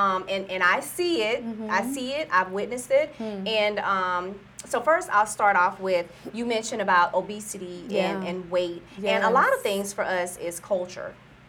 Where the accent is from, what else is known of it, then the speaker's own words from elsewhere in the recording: the South, United States; because I'm from the South. So I was raised on soul food.